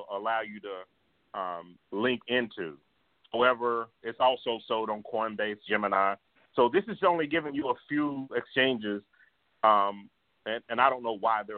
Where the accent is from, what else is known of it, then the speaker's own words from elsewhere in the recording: North Carolina, United States; I'm also from North Carolina